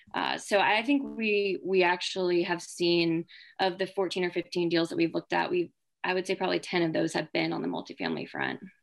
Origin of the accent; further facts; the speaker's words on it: Charleston, South Carolina, United States; moved away as an adult; also born or lived in Georgia / Washington, D.C.; now in Chapel Hill, United States; I'm originally from Charleston, South Carolina